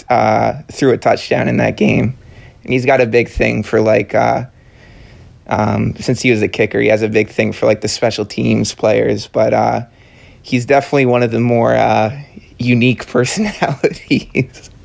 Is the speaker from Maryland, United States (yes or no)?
yes; Maryland, United States; I grew up in Maryland.